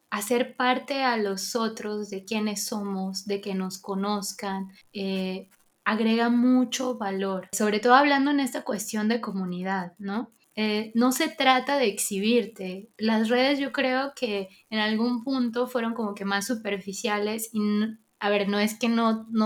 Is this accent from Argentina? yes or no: no; Venezuela; vengo de Venezuela